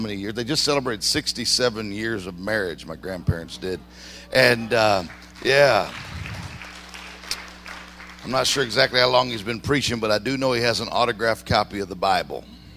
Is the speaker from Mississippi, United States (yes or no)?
yes; Mississippi, United States; I grew up in Mississippi.